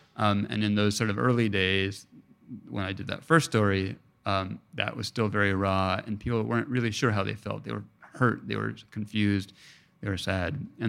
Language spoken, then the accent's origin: English; Mexico; I tell them I'm Mexican. They're like, all right, you're Mexican. You know, in Mexico, my accent is not recognized as being fully from there, you know?